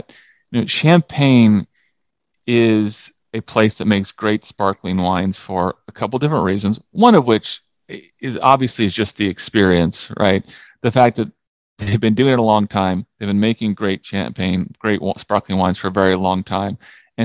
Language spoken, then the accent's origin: English; California, United States; I'm from California